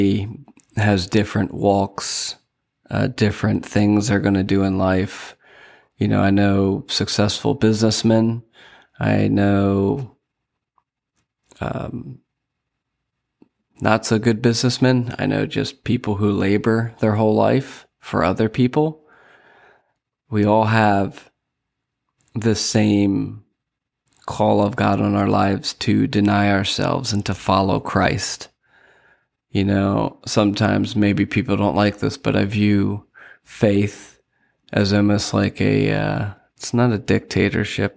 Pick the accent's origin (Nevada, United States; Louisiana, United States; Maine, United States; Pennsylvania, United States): Pennsylvania, United States; Lancaster County; moved away as an adult; now in Sarasota, United States; I am from Lancaster County, Pennsylvania. And I moved down here and started my own business